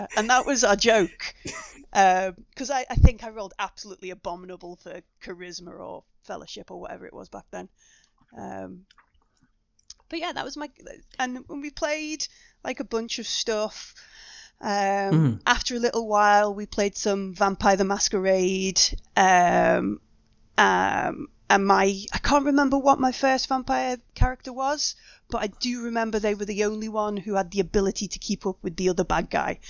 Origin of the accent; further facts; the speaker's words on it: United Kingdom; We didn't actually ever get round to putting like the sponsorship on it because we're too British.